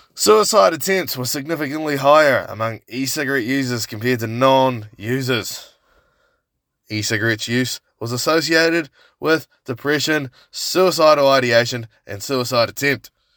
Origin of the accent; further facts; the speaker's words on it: Christchurch, Canterbury, New Zealand; I grew up in Linwood. For those of you that don't know, to be specific, I grew up on Jolly Street in Linwood.